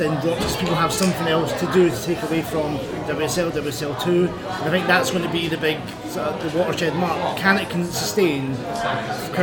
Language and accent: English; Scotland, United Kingdom; as a Scotsman